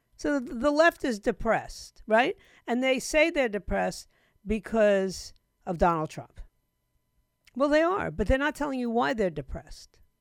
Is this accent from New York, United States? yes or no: yes; New York City, New York, United States; my hometown, New York City